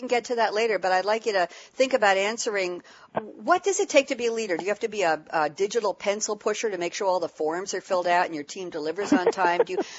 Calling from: Long Island, New York, United States; Well, I'm here broadcasting from Long Island, New York, Jan, and I won't take offense at what you said. We are special.

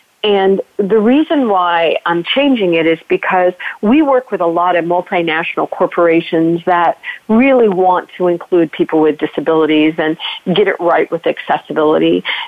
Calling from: Virginia, United States; And today I'm joining from Virginia, and is, as you said, Bonnie, full-blown allergy season.

